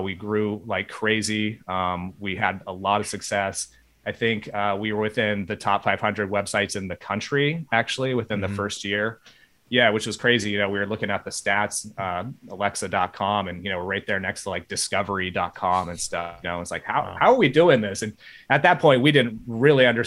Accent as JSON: {"language": "English", "area": "Bay Area", "region": "California", "country": "United States", "tie": "born or raised there", "said": "I grew up in the Bay Area of California"}